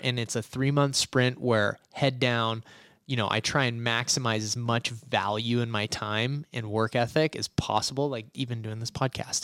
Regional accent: Boise, Idaho, United States; I was born in Boise, Idaho, and I never left

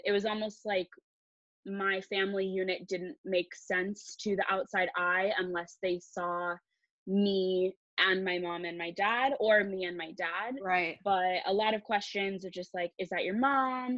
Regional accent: Palo Alto, California, United States; I grew up in the Bay Area of California in Palo Alto

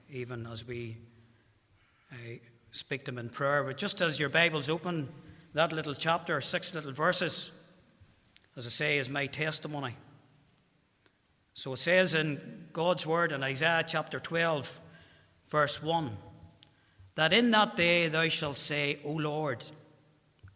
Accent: Armagh, Northern Ireland, United Kingdom; I'm from Armagh.

